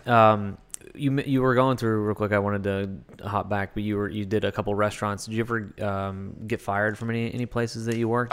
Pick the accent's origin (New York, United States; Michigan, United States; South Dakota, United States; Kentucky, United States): Kentucky, United States; now in Los Angeles, United States; I'm from Kentucky.